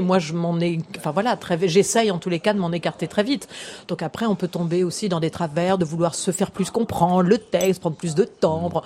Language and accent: French; France; en tant que Français